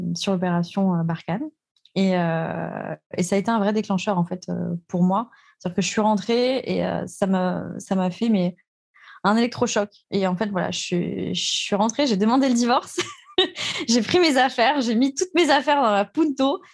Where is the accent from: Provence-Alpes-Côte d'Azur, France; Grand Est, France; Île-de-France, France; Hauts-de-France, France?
Grand Est, France; Alsace; je suis née en Alsace